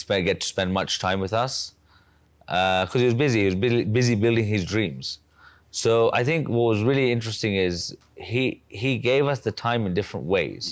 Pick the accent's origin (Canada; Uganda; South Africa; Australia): Uganda; I was born in Uganda in 1990